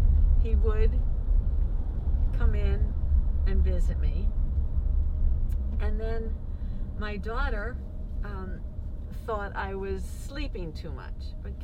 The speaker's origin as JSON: {"language": "English", "region": "New York", "country": "United States", "tie": "born or raised there", "moved": "yes", "lives_now": "Baltimore, United States", "said": "I grew up in New York, very close to the Hudson River."}